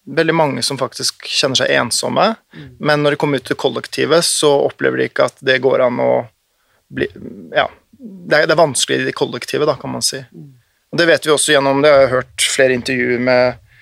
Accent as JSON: {"language": "Norwegian", "region": "Oslo", "country": "Norway", "tie": "born or raised there", "also_born_or_lived": "Nordfjord / Austevoll", "accent": "bokmål dialect with uvular r", "said": "så flyttet vi etter jeg var rundt fem-seks år, til Oslo. Eh, og det husker jeg veldig godt, som et stort skifte. kom jo da med Eidsvolls-dialekt og anpasset meg ganske kjapt, ganske ubevisst, tror jeg, over til bokmålsdialekt, men med skarrieren fortsatt intakt"}